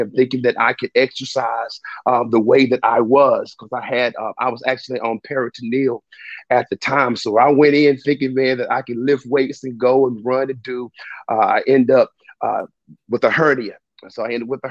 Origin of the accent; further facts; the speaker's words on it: Spartanburg, South Carolina, United States; I'm from Spartanburg, South Carolina, born and raised